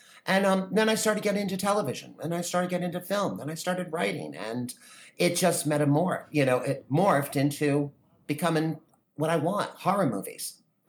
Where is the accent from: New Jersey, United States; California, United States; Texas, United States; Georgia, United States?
New Jersey, United States; Wharton; also born or lived in New York; I grew up in Northwest Jersey, a little small town called Wharton. And, you know, population 2000, that type of thing. My family's been there for over 120 years. You know, we're all like born, raised, and die there, literally.